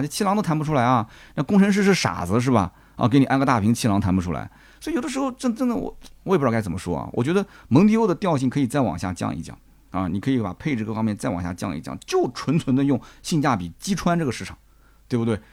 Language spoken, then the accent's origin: Chinese; China; 按照我们中国人审美讲